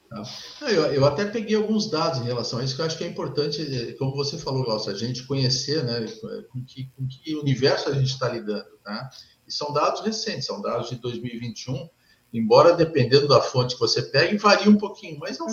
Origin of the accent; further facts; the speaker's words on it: São Paulo, Brazil; now in Rio Grande do Sul, Brazil; sou paulista, sou palmeirense, né? Sou engenheiro eletrônico de formação, estou aqui no Sul há, mais tempo do que, do que em São Paulo